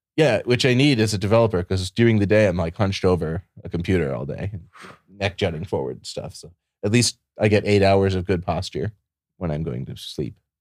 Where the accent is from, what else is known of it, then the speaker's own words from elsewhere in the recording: Ohio, United States; also born or lived in Michigan / Puerto Rico; now in Austin, United States; I grew up in Ohio, and, uh, then I moved to Michigan, then I moved to Puerto Rico, then I moved to Texas.